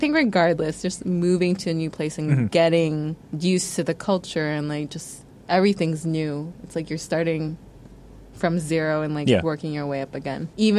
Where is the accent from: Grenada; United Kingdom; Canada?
Canada; Hamilton, Ontario; moved away as an adult; also born or lived in Kingston / Honduras; now in Vietnam; when I moved from Hamilton to Kingston, that was hard because I had spent my whole entire life in my undergrad with my family. Moving to a different city 3 hours away